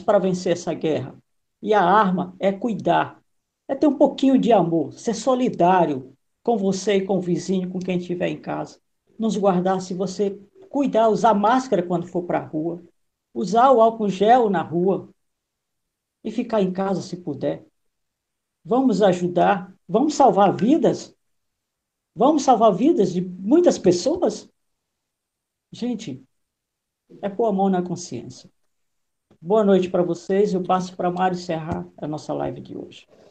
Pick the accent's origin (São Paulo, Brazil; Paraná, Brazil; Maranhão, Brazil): Maranhão, Brazil; moved away; Eu sou do Maranhão, Nordeste